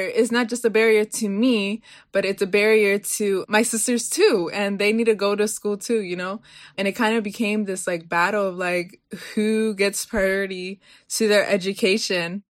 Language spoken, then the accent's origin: English; Baltimore, Maryland, United States; Born and raised in Baltimore, my family's from Guatemala